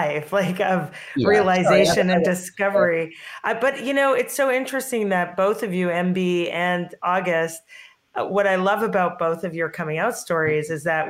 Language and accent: English; Canada; now in Brooklyn, United States; I'm here in Brooklyn, which is super progressive. And I grew up in Canada